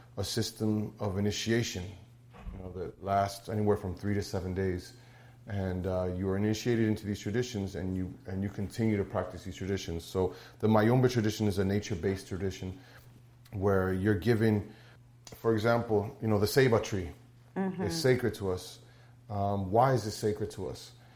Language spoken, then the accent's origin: English; Moca, Puerto Rico; I'm from Moca, Puerto Rico